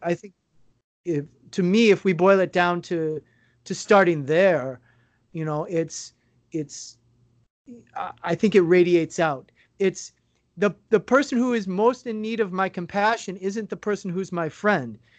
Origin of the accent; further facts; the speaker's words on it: United States; moved away as an adult; I haven't lived in the U.S. now for six years